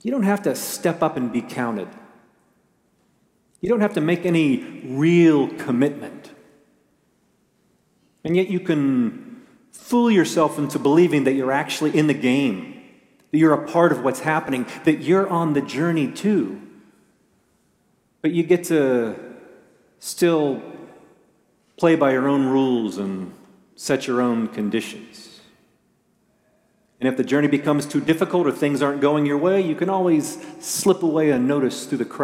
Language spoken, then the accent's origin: English; United States; as American Christians